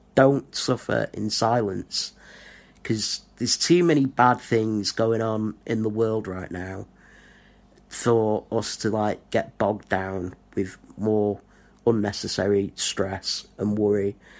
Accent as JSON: {"language": "English", "town": "Blackpool", "region": "North West England", "country": "United Kingdom", "tie": "born or raised there", "moved": "as an adult", "lives_now": "Rotherham, United Kingdom", "said": "I was born in Blackpool, which is in the northwest of England. Didn't really fit in at school. Went to college"}